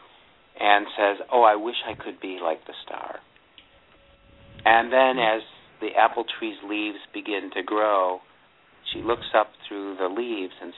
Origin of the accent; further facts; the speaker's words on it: Buffalo, New York, United States; I grew up in the Buffalo area